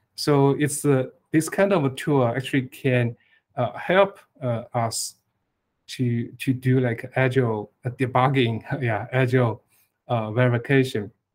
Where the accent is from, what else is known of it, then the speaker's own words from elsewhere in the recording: eastern China, China; I was born in Eastern China